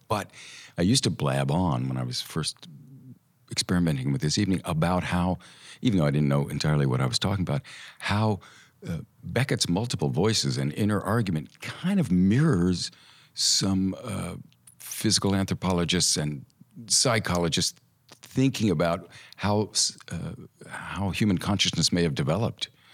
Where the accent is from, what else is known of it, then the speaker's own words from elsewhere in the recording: Tulsa, Oklahoma, United States; moved away; also born or lived in Santa Monica, California; We moved to Tulsa, Oklahoma when I was a year and a half.